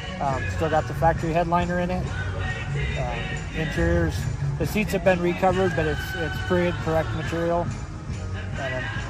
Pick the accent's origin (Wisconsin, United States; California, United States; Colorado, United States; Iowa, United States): Iowa, United States; Ainsworth